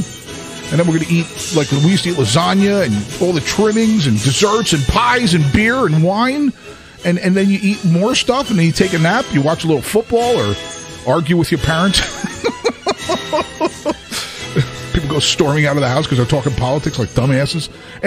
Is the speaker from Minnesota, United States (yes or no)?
no; Kearny, New Jersey, United States; My hometown, Kearney High School